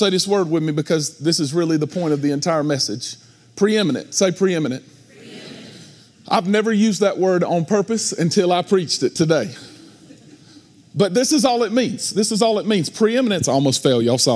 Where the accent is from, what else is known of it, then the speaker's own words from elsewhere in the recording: United States; because of where I come from, because I'm an American